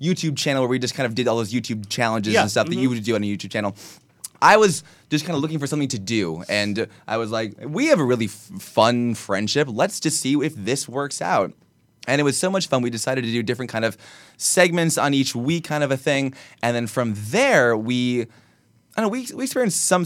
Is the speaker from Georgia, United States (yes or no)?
no; Iowa, United States; moved away as an adult; now in Los Angeles, United States; in my hometown, where the population of my town is 2,000 people